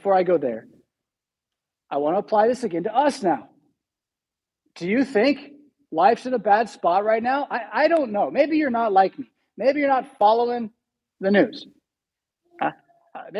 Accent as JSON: {"language": "English", "region": "California", "country": "United States", "also_born_or_lived": "San Diego", "moved": "yes", "lives_now": "Rockford, United States", "said": "California, my home state. I miss San Diego"}